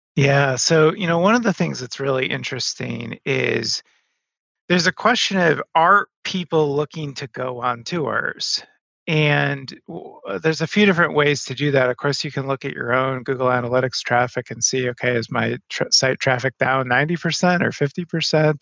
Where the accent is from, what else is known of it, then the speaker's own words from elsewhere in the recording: Madison, Wisconsin, United States; my hometown. I'm in Madison, Wisconsin